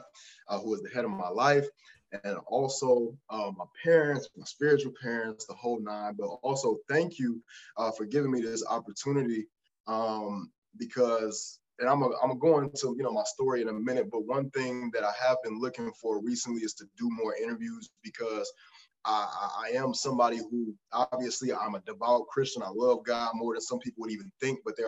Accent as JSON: {"language": "English", "town": "Detroit", "region": "Michigan", "country": "United States", "tie": "born or raised there", "also_born_or_lived": "Canton, Michigan", "said": "I was born in Detroit, and I was moved. I ended up moving to a suburb named Canton a little earlier"}